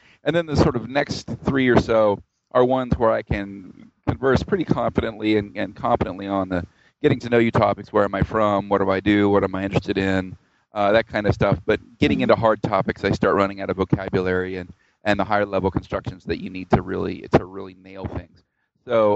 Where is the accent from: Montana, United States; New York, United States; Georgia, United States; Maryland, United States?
Georgia, United States; also born or lived in Tennessee / Arkansas / New Orleans, Louisiana; I grew up around the South in the U.S., mostly in Georgia, but I was born in Tennessee and I lived in Arkansas